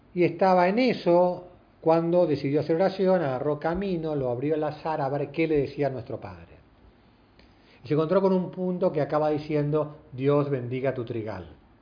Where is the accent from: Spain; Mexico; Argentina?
Argentina; somos los argentinos